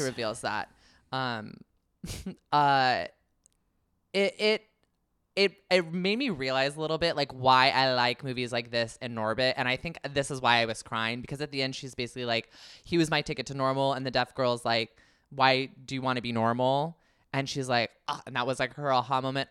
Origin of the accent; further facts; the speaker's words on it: the Bay Area, California, United States; I'm from the Bay